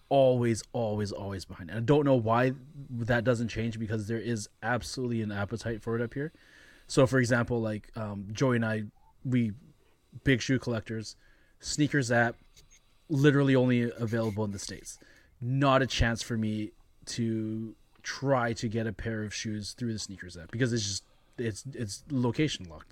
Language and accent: English; Canada; as Canadian consumers